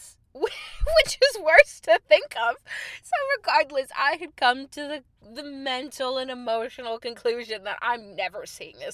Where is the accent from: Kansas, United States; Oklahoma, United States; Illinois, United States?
Illinois, United States; Chicago; moved away as an adult; also born or lived in New York; I am … from Chicago